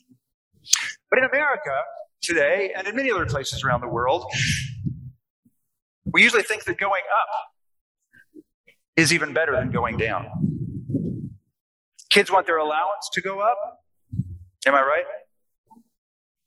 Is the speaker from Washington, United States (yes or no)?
yes; Seattle, Washington, United States; now in Arkansas, United States; I'm from Seattle